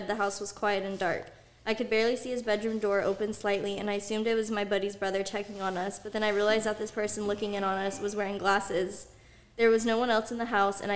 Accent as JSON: {"language": "English", "town": "Rodeo", "region": "California", "country": "United States", "tie": "born or raised there", "said": "another house that I grew up in Rodeo"}